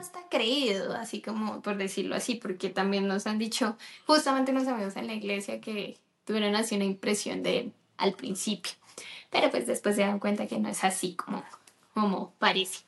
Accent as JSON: {"language": "Spanish", "country": "Colombia", "tie": "born or raised there", "also_born_or_lived": "United States", "moved": "as an adult", "said": "yo eh, nací en Colombia, resido actualmente aquí en Colombia"}